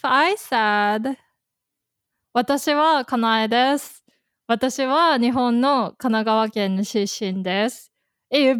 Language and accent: English; Kanagawa, Japan; 日本の神奈川県の出身です。I'm from Kanagawa Prefecture in Japan.